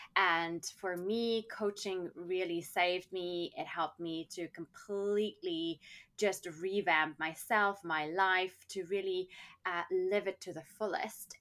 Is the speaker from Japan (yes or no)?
no; South Africa; growing up in South Africa, we had apartheid